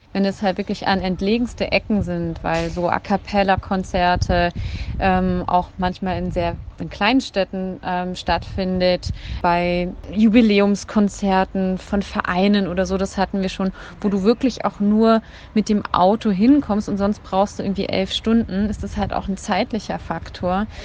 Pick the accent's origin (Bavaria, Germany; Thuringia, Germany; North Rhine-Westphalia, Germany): Thuringia, Germany; da, wo ich herkomme in Thüringen, in meinem Heimatort